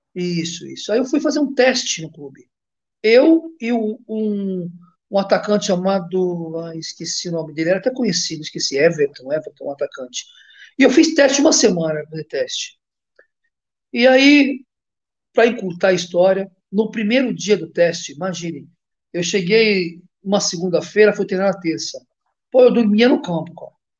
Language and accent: Portuguese; Brazil; moved away as an adult; also born or lived in Greece; eu saí do Brasil muito cedo